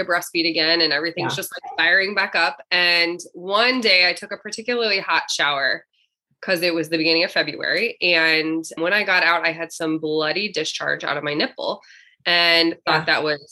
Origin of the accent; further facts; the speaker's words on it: Columbia, Missouri, United States; now in St. Louis, United States; I grew up in Columbia, which is just in the middle of the state of Missouri